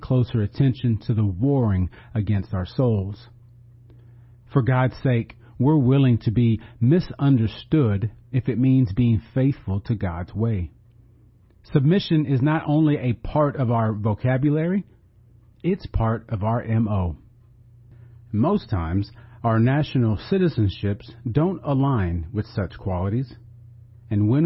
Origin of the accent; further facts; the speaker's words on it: United States